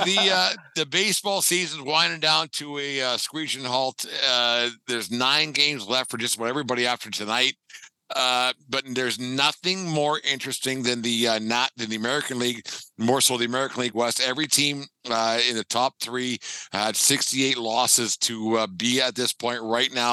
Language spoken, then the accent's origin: English; Canada; we're Canadian, the Canadian podcast.